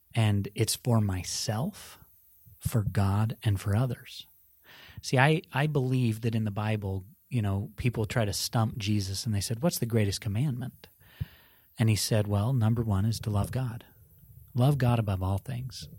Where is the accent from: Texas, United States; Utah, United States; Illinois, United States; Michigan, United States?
Utah, United States; Park City; where I was raised in Park City, Utah